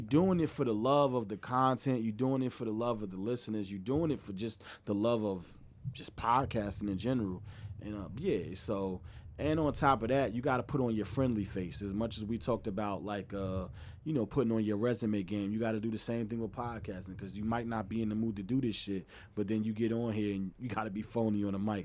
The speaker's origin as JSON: {"language": "English", "region": "New Jersey", "country": "United States", "said": "I'm from Jersey"}